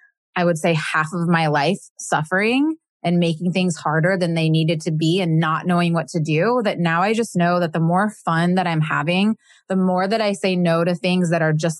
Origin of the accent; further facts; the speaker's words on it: Midwest, United States; I grew up in the Midwest